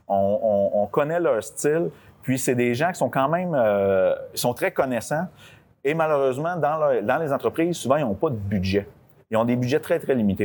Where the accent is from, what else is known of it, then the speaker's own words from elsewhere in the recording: Lavaltrie, Quebec, Canada; Je suis né à la Valtrie.